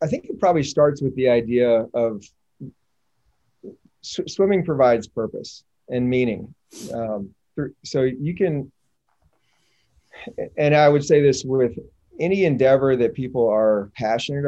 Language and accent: English; North Carolina, United States; moved away as an adult; now in Knoxville, United States; I grew up in North Carolina, went to Duke